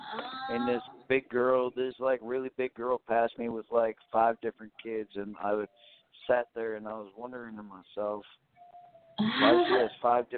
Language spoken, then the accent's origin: English; Wisconsin, United States; also born or lived in Temecula, California / Vidor, Texas / Beaumont, Texas / Piedmont, Alabama; I was actually born and raised in Wisconsin. I lived here all my life.